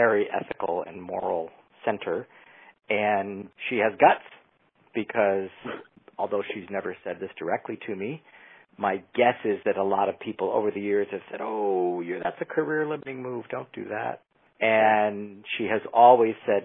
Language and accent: English; Chicago, Illinois, United States; moved away as an adult; also born or lived in Los Angeles; now in San Francisco, United States; I grew up in Chicago, Illinois